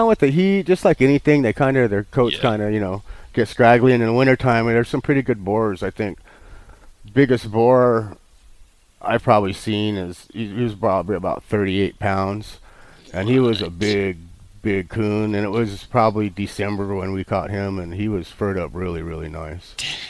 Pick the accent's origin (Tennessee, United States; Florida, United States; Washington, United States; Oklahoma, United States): Oklahoma, United States; also born or lived in Texas; I grew up in Oklahoma. I was born in Texas, and we had a ranch in Oklahoma and some property in Texas, and I stayed with my grandparents.